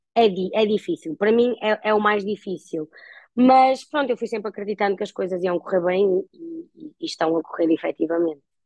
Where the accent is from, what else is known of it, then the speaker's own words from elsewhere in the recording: Guimarães, Norte, Portugal; also born or lived in Porto; aos 18 anos eu mudei-me, eu sou natural de Guimarães, uh, fui viver para o Porto